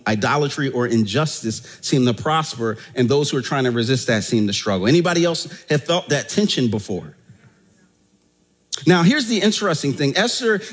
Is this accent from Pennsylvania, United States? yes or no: yes; Philadelphia, Pennsylvania, United States; I'm from Germantown in that section of Philadelphia